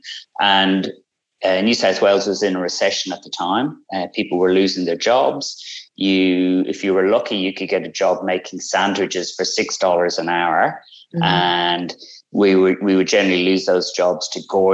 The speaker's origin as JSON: {"language": "English", "country": "Ireland", "tie": "born or raised there", "moved": "as an adult", "lives_now": "Australia", "said": "come from Ireland as a lawyer, brought up as an Irish Catholic, and came over to Australia as a social refugee"}